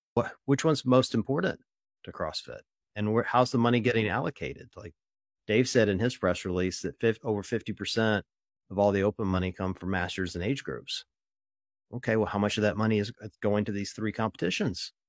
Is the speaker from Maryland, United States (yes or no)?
no; Ohio, United States; I'm from Ohio.